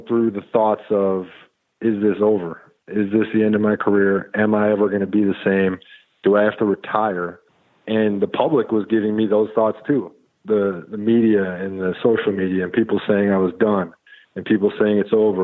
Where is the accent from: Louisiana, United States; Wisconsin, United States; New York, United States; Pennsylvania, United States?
Wisconsin, United States; moved away; also born or lived in Texas; I grew up in Wisconsin, a small town